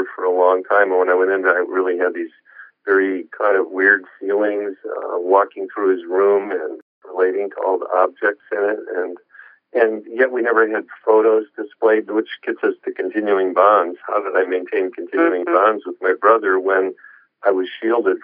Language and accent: English; Joliet, Illinois, United States; moved away; I was lecturing in Illinois in my hometown. You know, hometown boy makes it good